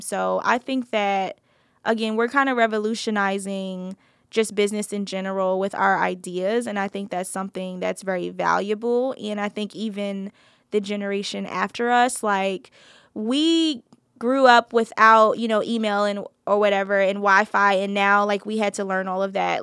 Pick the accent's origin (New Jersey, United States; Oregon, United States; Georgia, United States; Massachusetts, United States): New Jersey, United States; moved away; I grew up in New Jersey